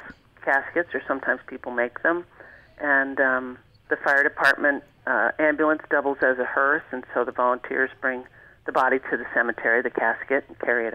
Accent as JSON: {"language": "English", "area": "Long Island", "region": "New York", "country": "United States", "tie": "born or raised there", "moved": "as an adult", "lives_now": "Alaska, United States", "said": "that's where I grew up."}